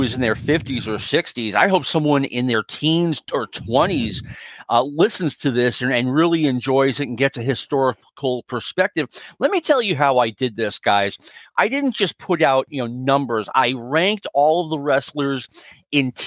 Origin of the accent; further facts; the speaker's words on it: Northeast, United States; I grew up in the Northeast